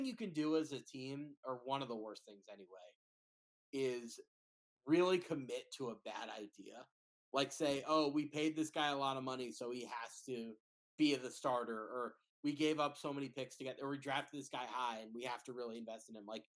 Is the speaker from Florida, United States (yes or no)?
no; New York, United States; I grew up in New York